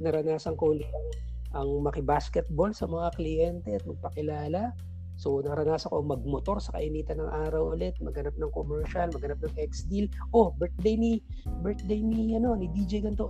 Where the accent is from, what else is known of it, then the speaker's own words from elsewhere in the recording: Lucena, Calabarzon, Philippines; moved away; also born or lived in Manila; nasanay tayo ng may maayos na sweldo sa Manila and then bumalik ako na Lucena